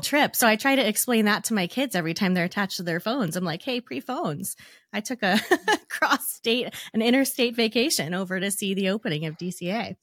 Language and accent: English; Arizona, United States; moved away; I was actually born and raised in Arizona